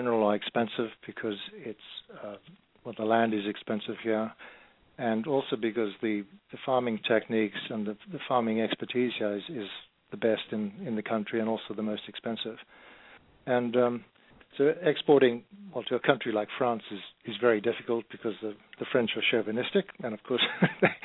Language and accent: English; Zimbabwe; moved away; I grew up in Rhodesia in Africa